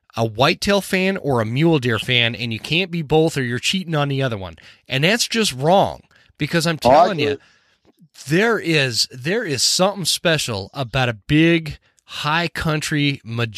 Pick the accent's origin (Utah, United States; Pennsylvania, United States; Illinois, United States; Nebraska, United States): Utah, United States; moved away as an adult; I grew up in Utah